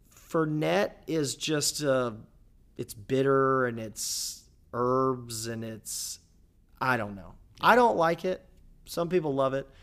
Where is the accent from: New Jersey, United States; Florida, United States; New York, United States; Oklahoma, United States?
Florida, United States; Jacksonville; my hometown of Jacksonville, Florida